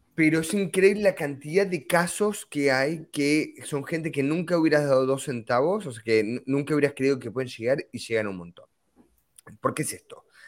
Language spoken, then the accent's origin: Spanish; Argentina; moved away; soy originalmente argentino